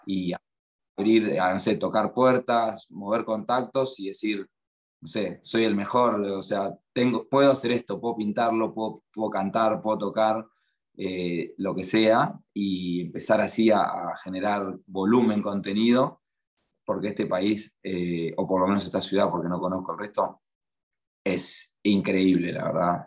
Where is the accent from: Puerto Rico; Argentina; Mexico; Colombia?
Argentina; La Plata, Buenos Aires Province; moved away as an adult; now in Melbourne, Australia; yo soy de La Plata, cerca de Buenos Aires